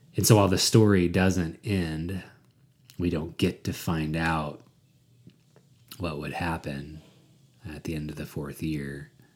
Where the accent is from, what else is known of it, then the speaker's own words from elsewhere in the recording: United States; I grew up in America uh, white and middle class.